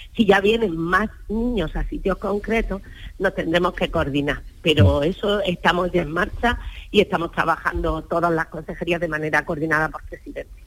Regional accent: Almería, Andalusia, Spain; yo soy de Almería

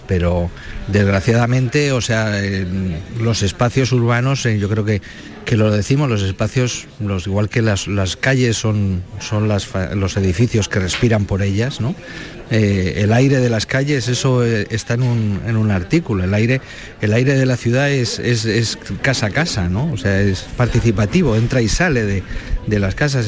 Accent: Madrid, Community of Madrid, Spain; now in Málaga, Spain; Soy madrileño, o sea que bueno, ya soy más malagueño que madrileño, llevamos más años aquí que allí, pero que, el ocio que teníamos eh, los chavales en Madrid en los 70, pues era salir a la calle.

